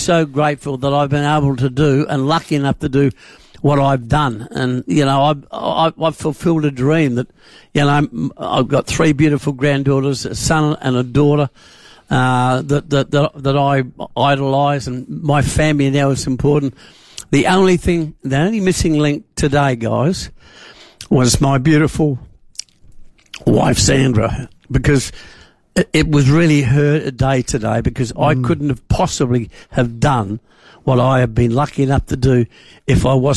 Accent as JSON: {"language": "English", "town": "Adelaide", "region": "South Australia", "country": "Australia", "tie": "born or raised there", "said": "I was born and bred in the West End of Adelaide. I'm a West End boy."}